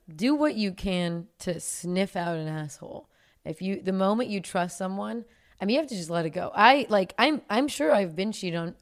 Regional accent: the Bay Area, California, United States; I'm from the Bay

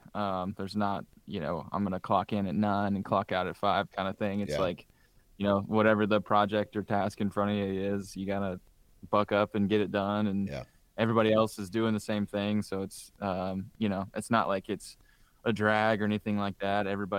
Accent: Indiana, United States; growing up in Southern Indiana, I had a lot of buddies that hunted.

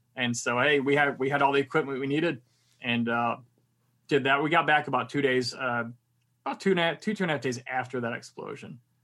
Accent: Michigan, United States; moved away; also born or lived in Miami / Korea; I'm originally from Michigan, so I was very used to the cold.

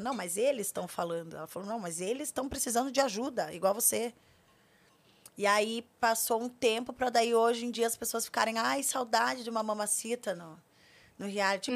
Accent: Curitiba, Paraná, Brazil; moved away as an adult; now in São Paulo, Brazil; Eu sou de Curitiba, é, não é fácil ser mulher preta de Curitiba

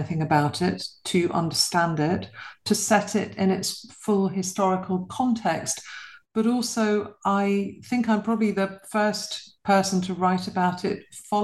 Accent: London, United Kingdom; I was born and bred in London to a British mother and a Polish father

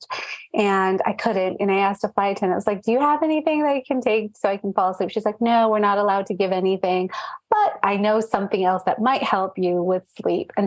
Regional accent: Orange County, California, United States; they moved to California in the 80s and that's where I was born. I was born in Orange County.

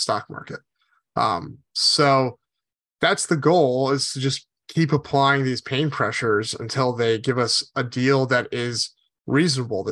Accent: Connecticut, United States; moved away; I grew up in Connecticut, which is almost as far away from Los Angeles as you can get.

